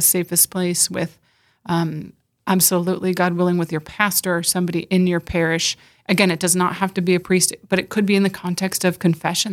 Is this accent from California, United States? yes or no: yes; California, United States; moved away as an adult; now in South Dakota, United States; I was born and raised in California